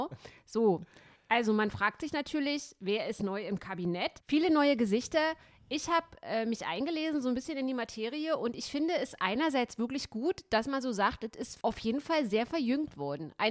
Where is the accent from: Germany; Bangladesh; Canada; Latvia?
Germany; East Germany; ich habe ja meine Kindheit in der DDR verbracht und das war auch schon komisch, als der Erich Honecker nicht mehr da gewesen ist.